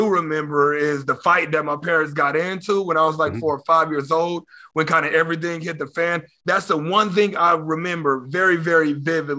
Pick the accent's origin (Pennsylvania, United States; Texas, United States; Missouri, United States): Texas, United States; also born or lived in Oklahoma City, Oklahoma; We moved to Texas when I was like 3 or 4 years old